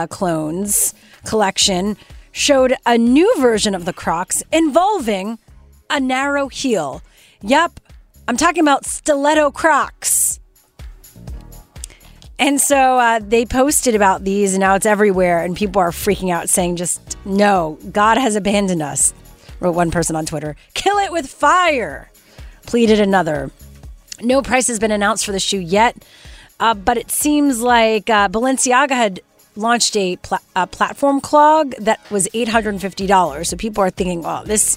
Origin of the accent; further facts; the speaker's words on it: Canada; I'm Canadian